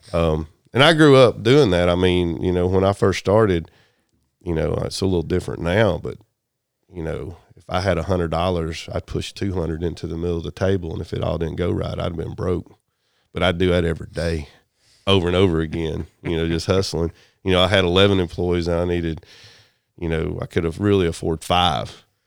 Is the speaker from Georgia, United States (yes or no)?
yes; Chattooga County, Georgia, United States; born or raised there; also born or lived in Germany